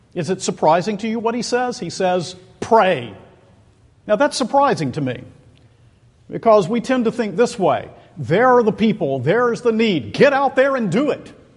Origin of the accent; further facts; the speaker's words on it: Macon, Georgia, United States; Macon, Georgia, which is my hometown